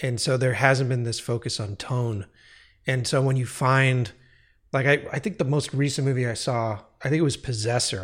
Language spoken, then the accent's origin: English; United States; being an American